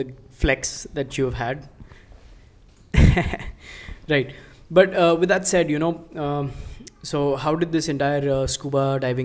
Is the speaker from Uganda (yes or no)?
no; India; we are from India